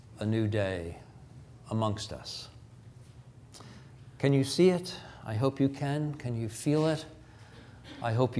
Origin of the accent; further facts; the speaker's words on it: New York, United States; moved away; I'm from New York.